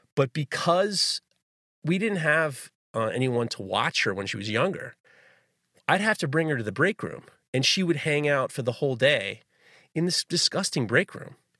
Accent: New York City, New York, United States; I grew up in New York City

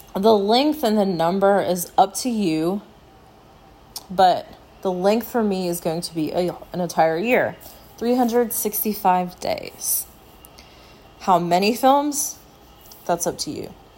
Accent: United States; As an American

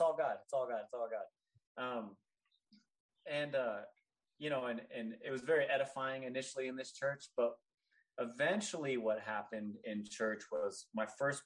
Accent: Northern California, United States; I grew up in Northern California, a very diverse area

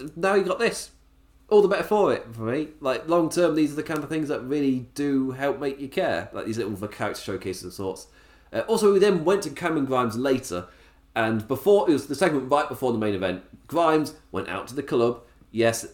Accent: England, United Kingdom; as an Englishman

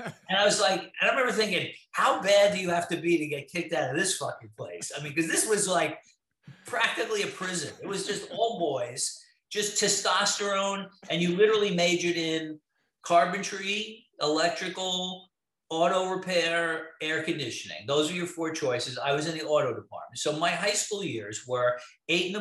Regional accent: New York City, New York, United States; moved away; I grew up in Brooklyn, I was born in 1960

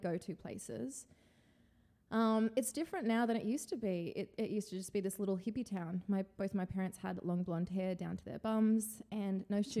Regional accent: Byron Bay, New South Wales, Australia; born or raised there; also born or lived in Santa Cruz, California, United States; now in New York, United States

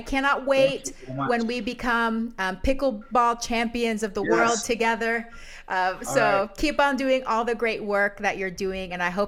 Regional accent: Panama

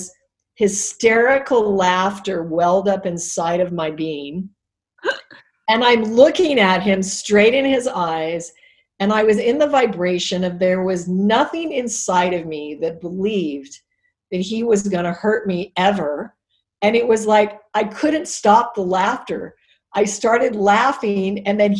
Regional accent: Alaska, United States; I was raised in Alaska, so I'm not a city, not a big city girl

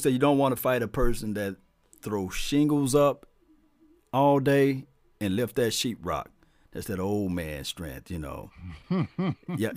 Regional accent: Natchez, Mississippi, United States; I'm from Mississippi

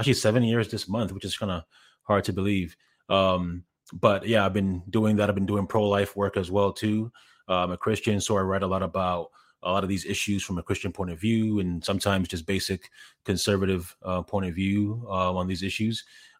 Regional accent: Ghana; born there; moved away; also born or lived in Canada; I mentioned that I was born in Ghana, and I said I moved with my family to Canada.

